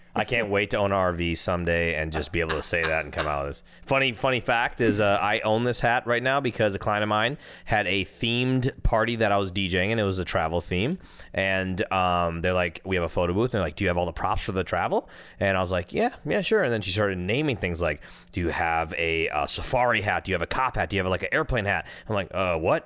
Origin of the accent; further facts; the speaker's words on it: Minnesota, United States; now in California, United States; I'm from Minnesota.